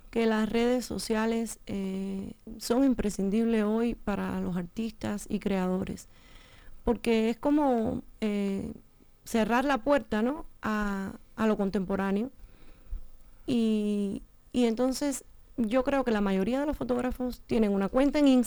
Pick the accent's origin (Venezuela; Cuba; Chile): Cuba; moved away as an adult; also born or lived in Matanzas / Havana; yo no soy de Matanzas, la provincia, yo soy del campo. Eh, o sea que, que, no es que yo vengo de, de, lo, de la ciudad, ¿no? Sino más bien de lo rural.